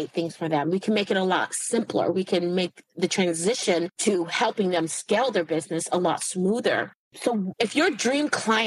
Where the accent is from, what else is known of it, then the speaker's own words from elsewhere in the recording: Silicon Valley, California, United States; I'm from the Silicon Valley